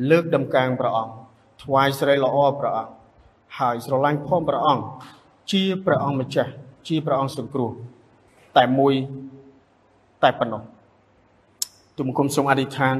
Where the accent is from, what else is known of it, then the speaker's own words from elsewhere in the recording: Cambodia; សញ្ជាតិរបស់ខ្លួនយើងជា ខ្មែរយើងជនជាតិខ្មែរយើងសញ្ជាតិក៏ខ្មែរដែរ